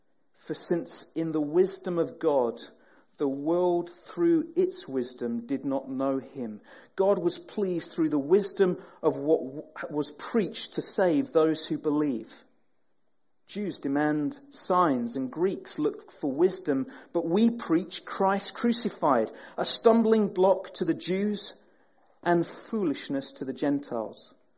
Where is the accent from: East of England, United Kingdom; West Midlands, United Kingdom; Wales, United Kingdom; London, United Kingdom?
East of England, United Kingdom; Peterborough; As Graham says, we're from Peterborough. We're from the flatlands, where there are no hills whatsoever.